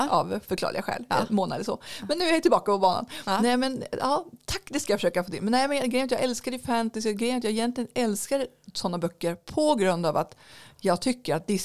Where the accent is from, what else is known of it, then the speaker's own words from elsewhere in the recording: Norrland, Sweden; Det är kanske mitt norrländska mörker.